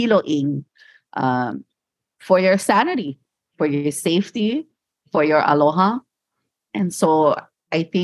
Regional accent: Hawaii, United States; growing up in Hawaii, we know that word, lickings.

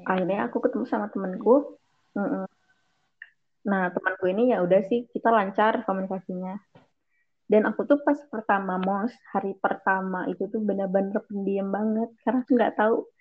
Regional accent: Bandung, West Java, Indonesia; moved away as an adult; also born or lived in Makassar; gue dari Bandung

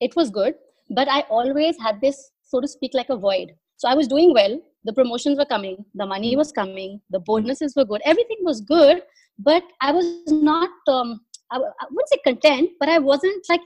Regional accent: Delhi, India; moved away as an adult; now in Dubai, United Arab Emirates; I born and brought up in Delhi

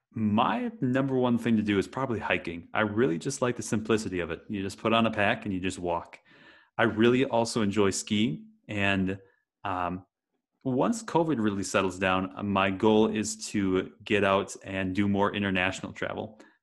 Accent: Wisconsin, United States; moved away; I grew up in Wisconsin in the US

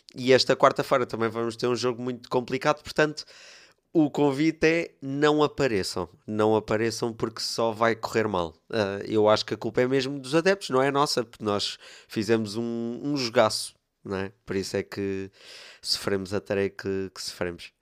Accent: Torres Vedras, Lisbon, Portugal; eu por acaso sou aqui de Torres Vedras

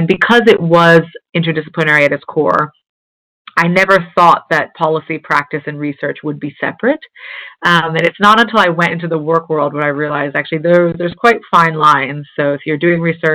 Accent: New Jersey, United States; now in London, United Kingdom; a 12-year-old in a suburban town in New Jersey

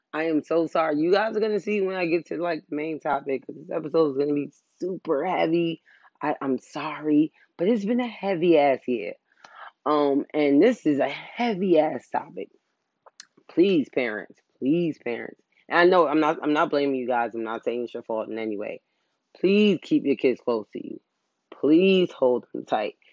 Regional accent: New York, United States; I'm from New York.

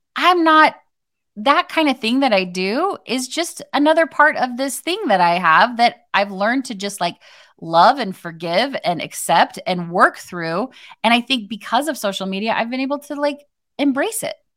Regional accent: Arizona, United States; I grew up in Arizona

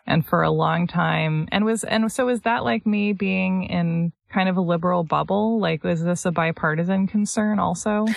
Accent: United States; as Americans

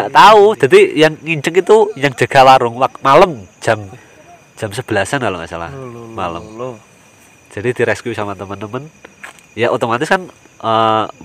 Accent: Nganjuk, East Java, Indonesia; Kebetulan juga saya aslinya Nganjuk.

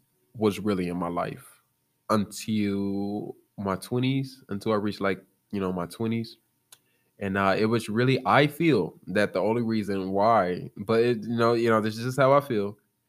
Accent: Chicago, Illinois, United States; I'm from Chicago, Illinois, the south side of Chicago. I don't sound like it.

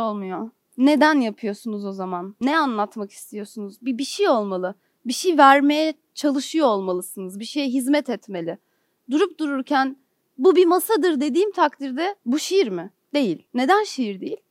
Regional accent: Istanbul, Turkey; moved away as an adult; now in Ankara, Turkey; Benim hayatım İstanbul'da geçti. İstanbul'da doğdum, burada büyüdüm.

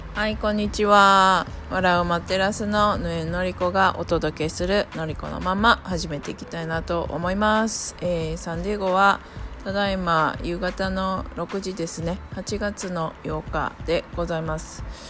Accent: Japan; first language Japanese; 私は日本人

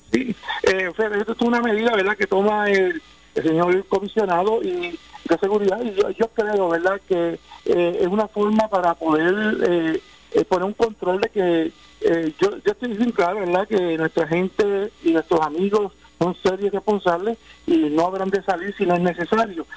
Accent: Puerto Rico; cada uno de nosotros como buenos puertorriqueños

